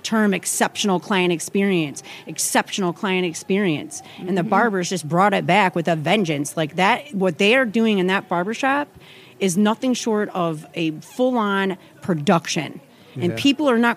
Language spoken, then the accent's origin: English; Clarkston, Michigan, United States; I'm from a suburb outside of Detroit. It's called Clarkston. It's super small. Really, really small. I grew up on dirt roads, playing outside.